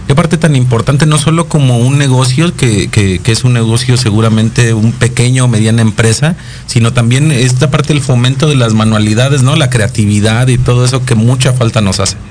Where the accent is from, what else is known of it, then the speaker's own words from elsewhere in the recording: Mexico; como mexicanos